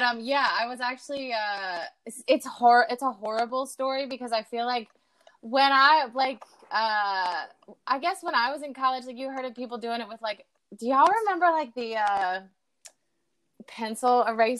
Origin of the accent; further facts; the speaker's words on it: Clemmons, North Carolina, United States; accent: Southern twang; also born or lived in Florida; I was actually born in Florida, but I don't claim Florida. No offense to Florida. Yeah, I'm from Clemens, Carolina. And I went to, I guess, yeah, I grew up there, super Southern. I had such a bad twang back then